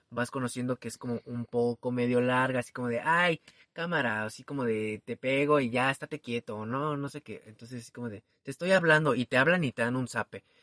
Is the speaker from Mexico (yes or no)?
yes; Mexico City, Mexico; soy chilango